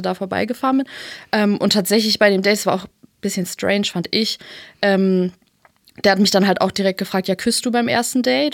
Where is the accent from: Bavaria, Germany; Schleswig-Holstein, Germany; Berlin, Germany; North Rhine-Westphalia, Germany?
Berlin, Germany; Und dann sind wir hier in Berlin aufgewachsen.